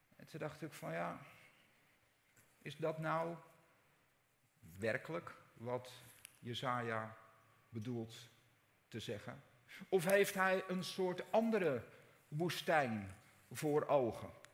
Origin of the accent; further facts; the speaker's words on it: Netherlands; wij zijn Nederlanders